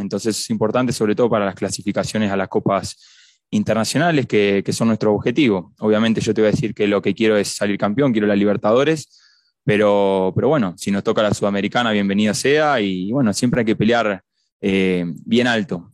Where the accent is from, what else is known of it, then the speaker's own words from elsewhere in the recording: Argentina; now in Cuenca, Ecuador; en mi país de, Argentina